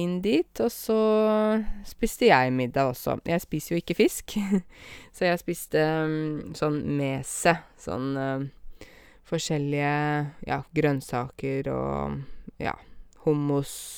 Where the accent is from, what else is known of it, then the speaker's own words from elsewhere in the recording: Åmot, Norway; I Åmot, der jeg kommer fra